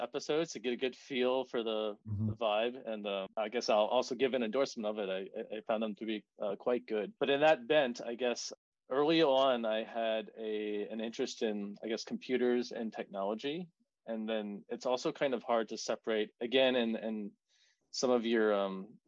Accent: New Orleans, Louisiana, United States; moved away as an adult; also born or lived in Georgia; I grew up in New Orleans

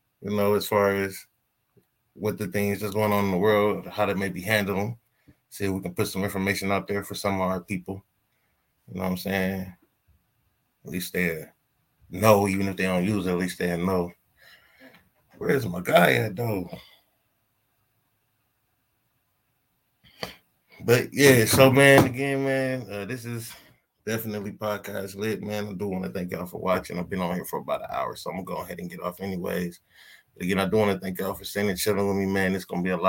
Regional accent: Ohio, United States; we're from Ohio

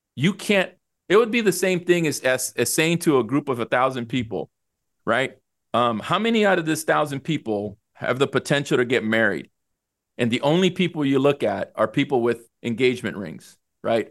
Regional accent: El Salvador; now in United States; I was born in El Salvador

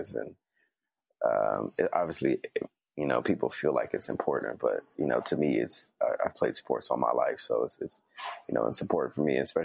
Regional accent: Berkeley, California, United States; being from the Bay Area, that's where I'm from Berkeley

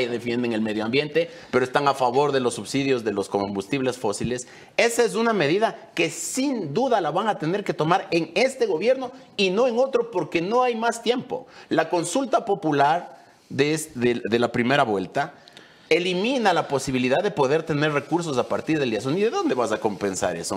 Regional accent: Ecuador; nosotros como ecuatorianos

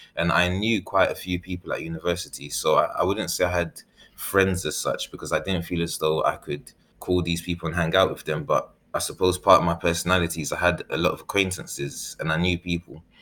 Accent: London, United Kingdom; also born or lived in Ghana; I was born in East London and raised in East London when I came back from Ghana, and shortly after moved to South London. Then I had moved back to East London

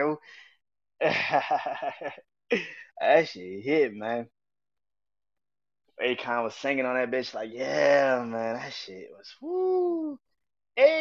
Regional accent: New Orleans, Louisiana, United States; I am from New Orleans

